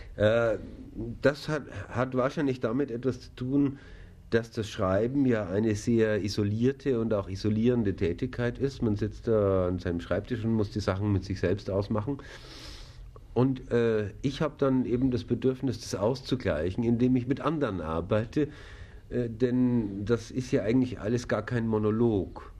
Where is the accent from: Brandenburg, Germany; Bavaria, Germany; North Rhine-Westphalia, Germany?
Bavaria, Germany; Kaufbeuren; now in Munich, Germany; Ich komme auch aus Bayern